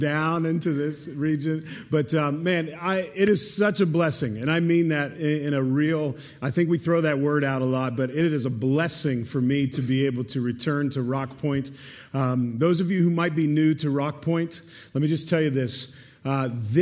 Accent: Pittsburgh, Pennsylvania, United States; Erica and I, born and raised in Pittsburgh, we met at Geneva College

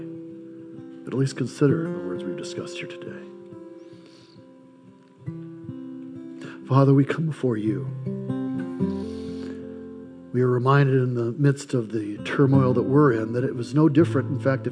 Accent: United States; I'm an American by birth, Czechoslovakian by ethnicity

